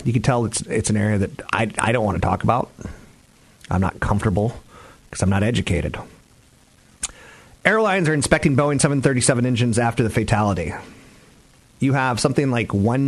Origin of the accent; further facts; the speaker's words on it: East Coast, United States; I am from the East Coast